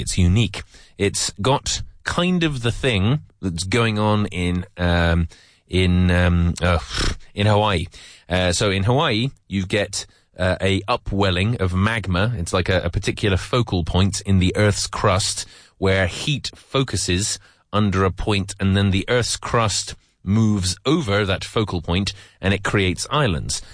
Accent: England, United Kingdom; I'm from England.

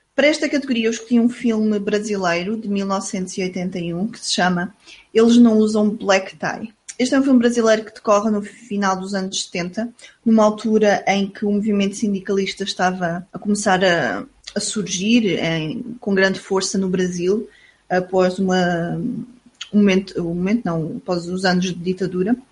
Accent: Portugal; nós somos portugueses

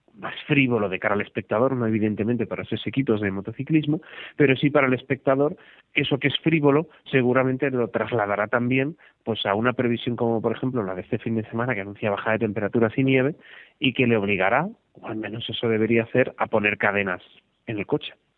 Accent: Barcelona, Catalonia, Spain; Yo soy de Barcelona

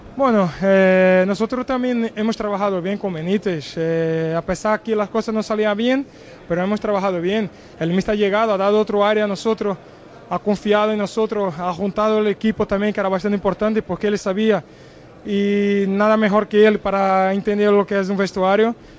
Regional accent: Brazil; Spanish is a second language; also born or lived in Portugal; now in Spain; la ciudad que nací en Brasil y donde tengo ahí toda la, mi familia

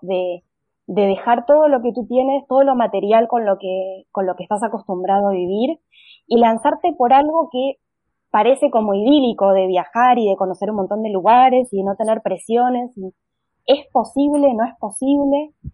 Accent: Argentina; accent: Argentine; moved away as an adult; notarán por mi acento que soy argentina

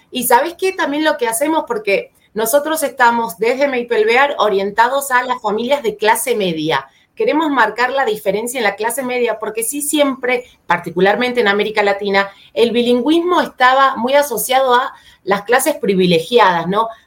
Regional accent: Argentina; moved away as an adult; now in São Paulo, Brazil; soy argentina, pero vivo hace ya dos años en Sao Paulo, Brasil

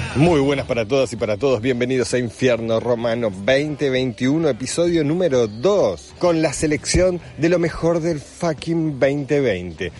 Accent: Argentina; Yo nací en Argentina

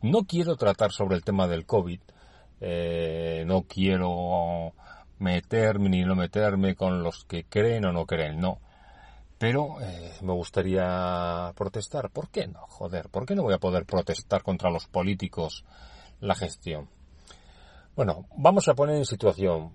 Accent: Basque Country, Spain; soy eh, nacido en el País Vasco, por lo tanto soy vasco, soy español

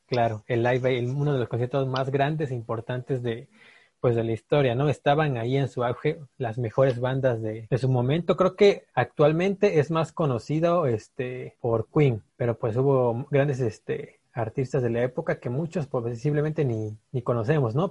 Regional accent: Mexico; nosotros como mexicanos

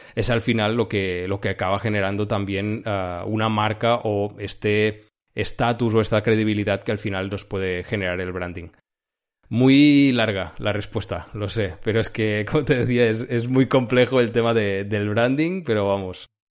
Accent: Girona, Catalonia, Spain; now in Barcelona, Spain; Yo soy de Girona, la zona de Girona, Cataluña

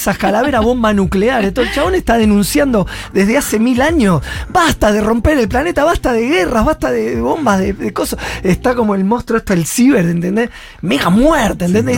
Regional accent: Argentina; Y yo amo Argentina

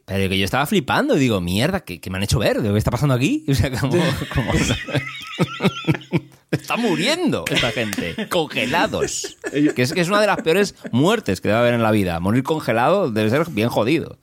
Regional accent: Spain; yo cuando era pequeño en España

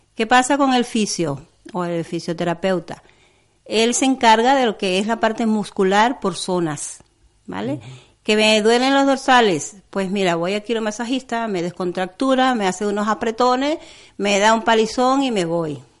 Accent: Venezuela; moved away; soy venezolana

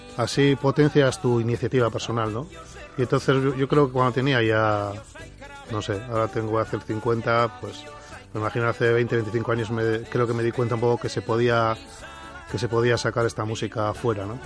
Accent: Bilbao, Basque Country, Spain; yo soy de Recalde, un barrio

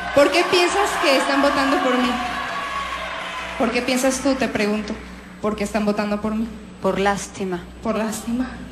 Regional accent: Jalisco, Mexico; soy de Jalisco

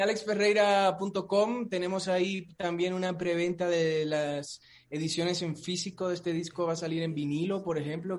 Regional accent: Dominican Republic; moved away; yo soy caribeño, soy de Dominicana

